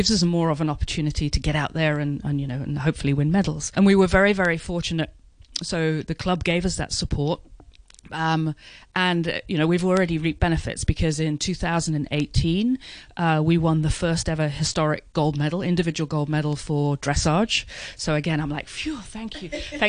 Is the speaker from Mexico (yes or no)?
no; United Kingdom; moved away as an adult; now in Hong Kong; I came from Great Britain, where, you know, we had over 1 million people riding